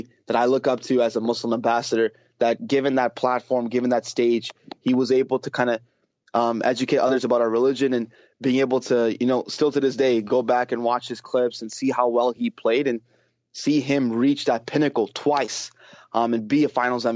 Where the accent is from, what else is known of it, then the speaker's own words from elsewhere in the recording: Houston, Texas, United States; Growing up in Houston and growing up around these Houston sports teams